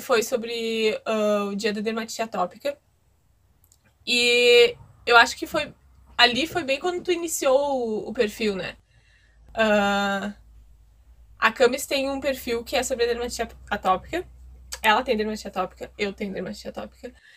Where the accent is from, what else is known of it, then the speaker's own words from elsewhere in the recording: Guaíba, Rio Grande do Sul, Brazil; eu sou de, do Rio Grande do Sul, perto de Porto Alegre, Guaíba